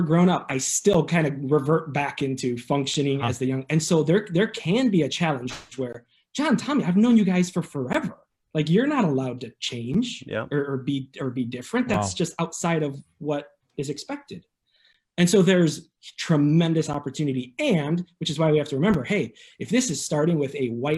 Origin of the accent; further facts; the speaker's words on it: Arlington Heights, Illinois, United States; also born or lived in the 10; I'm from Arlington Heights originally